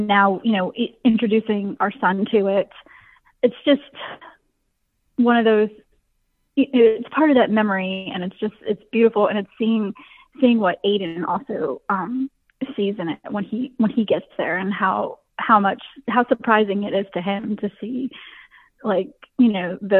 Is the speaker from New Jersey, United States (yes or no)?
yes; New Jersey, United States; now in Petersburg, Virginia, United States; I'm a girl from Jersey, never been to the mountains